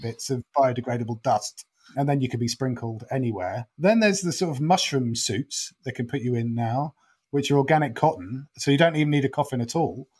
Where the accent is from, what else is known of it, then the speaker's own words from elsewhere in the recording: Norfolk, East of England, United Kingdom; now in London, United Kingdom; I'm from Norfolk and live in London.